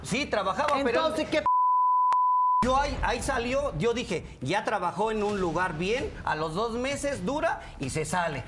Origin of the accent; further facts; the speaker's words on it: Veracruz, Mexico; nosotros somos de Veracruz